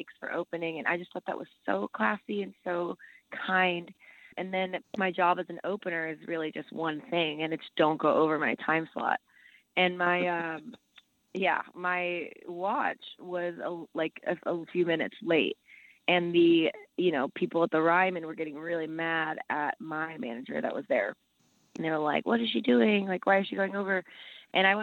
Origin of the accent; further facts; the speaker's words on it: El Salvador; moved away; I'm from El Salvador, so I speak Spanish